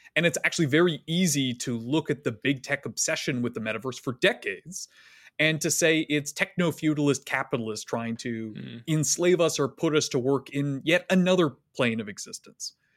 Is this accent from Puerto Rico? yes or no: no; Canada; accent: Canadian; moved away as an adult; now in United States; I grew up in Canada from a fairly liberal family